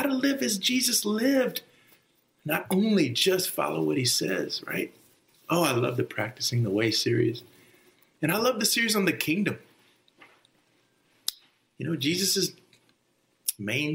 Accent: Texas, United States; moved away as an adult; also born or lived in New Jersey; I grew up in Texas

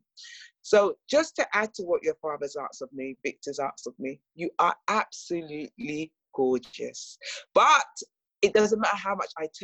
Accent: England, United Kingdom; a British born black woman, the first generation in the UK

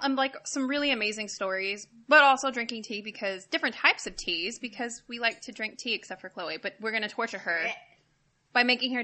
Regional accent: California, United States; now in Texas, United States; I'm actually born and raised in California, but I am here in Texas

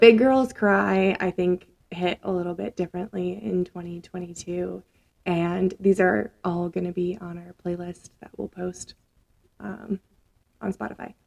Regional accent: Minnesota, United States; also born or lived in Nebraska; now in Colorado, United States; I'm from Nebraska first and then Minnesota

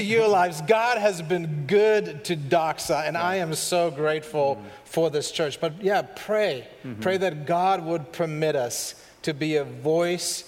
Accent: Germany; moved away; from Germany, born and raised

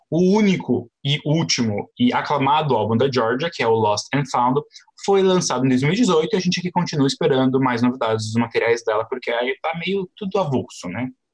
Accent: Brazil; eu sou do Brasil

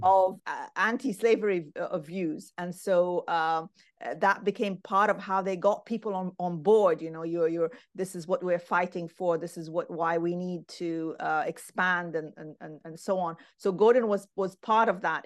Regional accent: Khartoum, Sudan; now in Aberdeen, United Kingdom; I grew up in Khartoum, Sudan

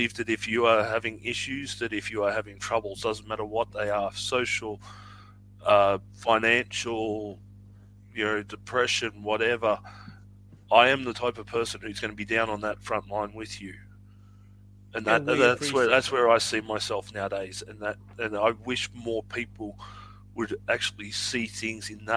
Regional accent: Australia; I'm Australian.

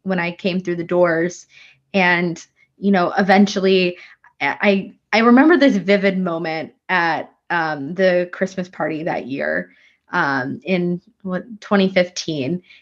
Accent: Sheboygan, Wisconsin, United States; moved away as an adult; now in Washington, D.C., United States; I was born and raised in Sheboygan, Wisconsin.

